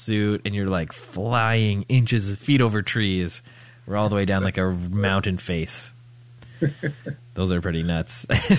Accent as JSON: {"language": "English", "country": "Canada", "tie": "born or raised there", "also_born_or_lived": "Toronto", "said": "I'm talking about Canada. I'm talking about my home country."}